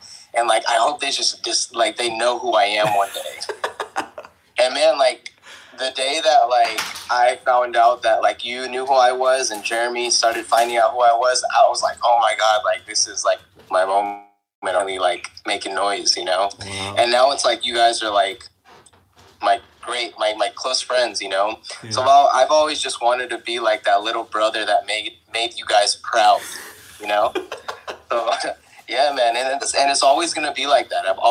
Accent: Reno, Nevada, United States; I come from a small town, bro. Like I'm from Reno, Nevada

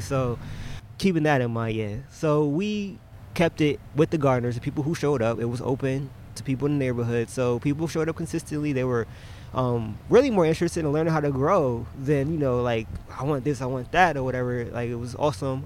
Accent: New Haven, Connecticut, United States; we're New Haven natives

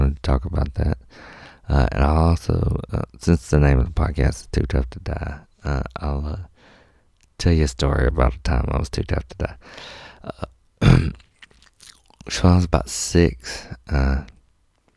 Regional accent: Mississippi, United States; I'm from Mississippi.

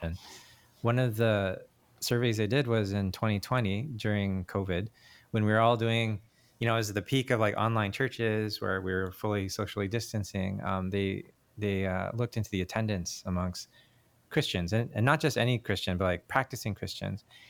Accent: Canada; moved away; I was born in Canada, so I'm Korean Canadian.

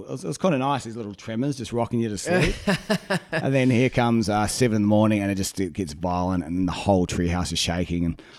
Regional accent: Napier, Hawke's Bay, New Zealand; moved away as an adult; my hometown, Napier, got flattened back in 1931.

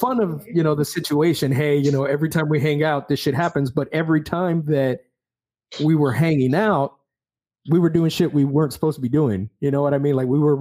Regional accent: South Texas, United States; things that we grew up with here in South Texas

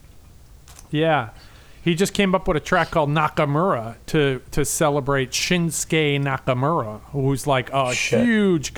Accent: Ireland; as an Irish person

